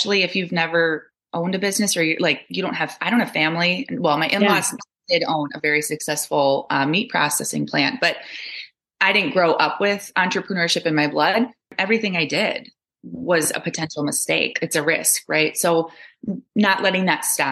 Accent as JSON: {"language": "English", "town": "Altoona", "region": "Wisconsin", "country": "United States", "tie": "born or raised there", "lives_now": "Galesville, United States", "said": "my hometown of Altoona, Wisconsin, which is right up by Eau Claire"}